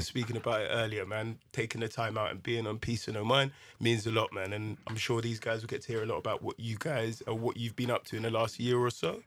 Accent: London, United Kingdom; also born or lived in Ghana; I would class myself as a Londoner

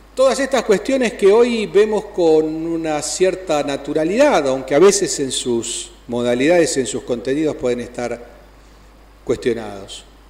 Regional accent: Santa Fe, Argentina; como hombre del interior, como santafesino

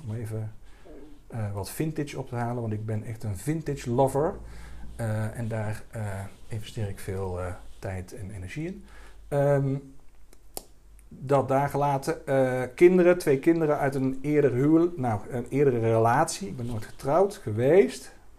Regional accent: Dongen, North Brabant, Netherlands; also born or lived in Helmond; ik eh, kom uit Dongen. Ik ben opgegroeid in Brabant.

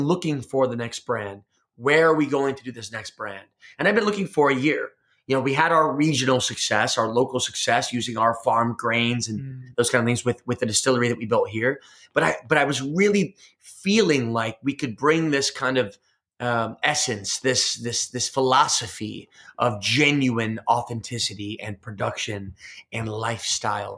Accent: United States; I'm an American entrepreneur

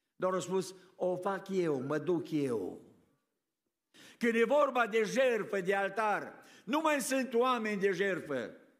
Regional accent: Romania; now in United States; Noi la a treia, a treia generație nu mai suntem români în America

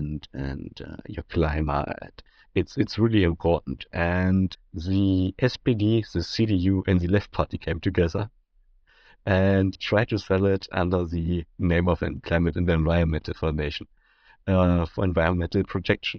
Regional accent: Saxony-Anhalt, Germany; I'm from Saxony-Anhalt.

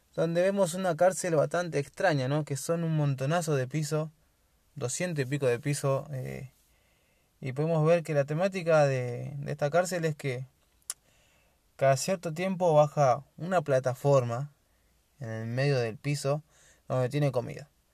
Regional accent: Argentina; yo soy de Argentina

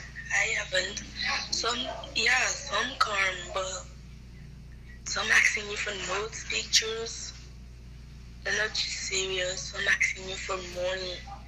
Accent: Sierra Leone; I am from Sierra Leone.

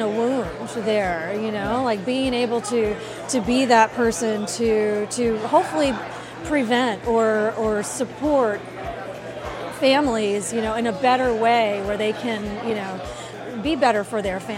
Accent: Fort Lauderdale, Florida, United States; I was born and raised in Fort Lauderdale, Florida.

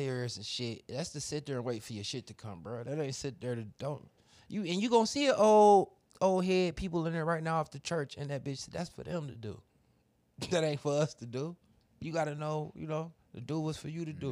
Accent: Cleveland, Ohio, United States; I'm from Cleveland

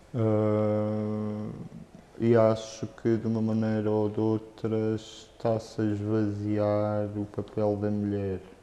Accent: Luanda, Luanda Province, Angola; moved away as an adult; Eu vivia em Luanda, cresci em Luanda até aos 18 anos

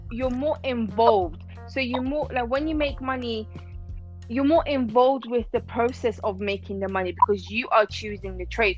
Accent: Iran; now in London, United Kingdom; originally I'm from Iran, but I live in um, London

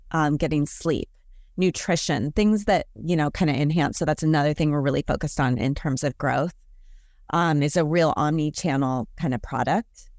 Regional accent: Portland, Oregon, United States; I'm from Portland, Oregon.

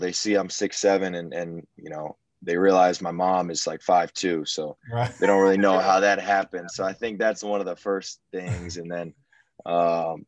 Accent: Houston, Texas, United States; I'm born and raised in Houston

